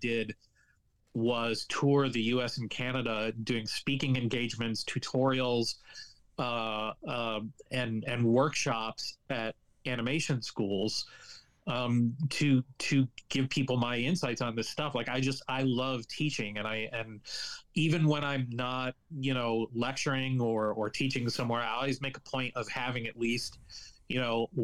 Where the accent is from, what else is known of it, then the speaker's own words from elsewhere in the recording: Kalamazoo, Michigan, United States; I'm from Kalamazoo, Michigan